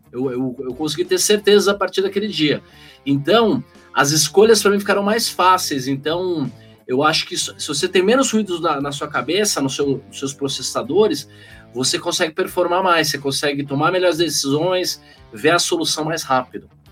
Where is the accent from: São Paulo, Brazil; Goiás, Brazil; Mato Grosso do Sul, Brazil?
São Paulo, Brazil; Eu tinha saído de uma escola de freira, que era uma da Lix, aqui na a região da Faria Lima